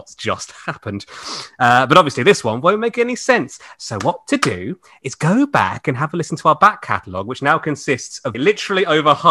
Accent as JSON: {"language": "English", "town": "Cambridge", "region": "East of England", "country": "United Kingdom", "said": "I'm actually from Cambridge"}